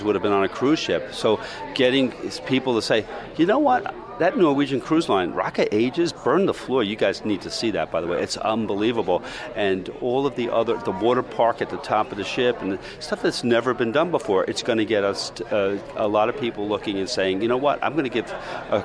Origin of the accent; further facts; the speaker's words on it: New York, United States; I'm a New Yorker